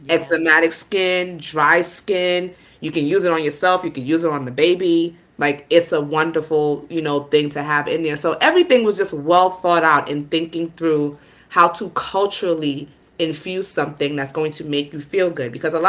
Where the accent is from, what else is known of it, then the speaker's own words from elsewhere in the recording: Nigeria; not only am I a mother, I'm Nigerian. I understand the culture. I understand what comes with, doing an omugwo.